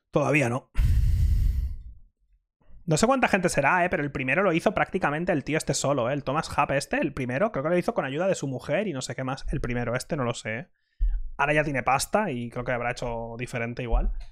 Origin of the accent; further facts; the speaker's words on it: Mallorca, Balearic Islands, Spain; No me sale barato ir a Japón porque soy de Mallorca, tío.